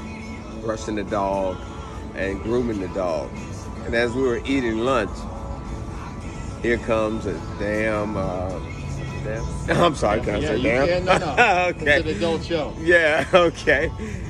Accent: Chicago, Illinois, United States; I'm from Chicago, Illinois.

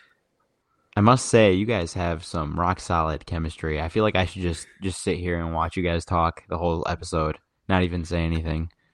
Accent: Sterling Heights, Michigan, United States; now in East Lansing, United States; I'm like, from uh, Sterling Heights, Michigan, which is about 20 miles outside of Detroit, Michigan

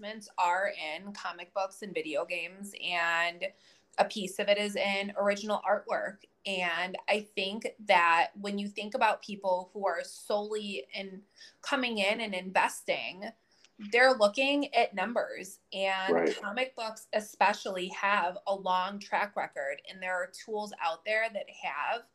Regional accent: Rochester, New York, United States; moved away as an adult; now in Sarasota, United States; I'm down in Florida in the Sarasota area, but I'm from Western New York. I grew up in Rochester up until 3 years ago

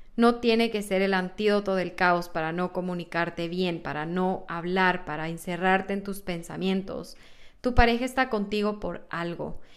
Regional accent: Ecuador; moved away as an adult; now in United States; qué había en Ecuador, qué comemos allá

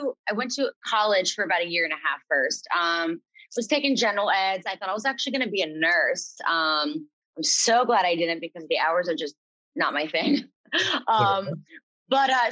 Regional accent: Lehigh Valley, Pennsylvania, United States; moved away as an adult; now in Stroudsburg, United States; I'm from the Lehigh Valley area, Pennsylvania.

